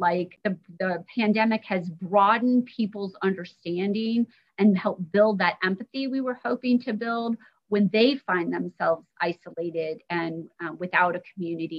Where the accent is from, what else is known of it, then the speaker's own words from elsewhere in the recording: Indiana, United States; I grew up in Indiana.